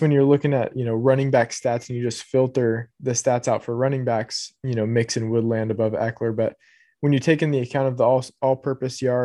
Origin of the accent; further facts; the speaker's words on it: Huntington Beach, California, United States; I grew up in Huntington Beach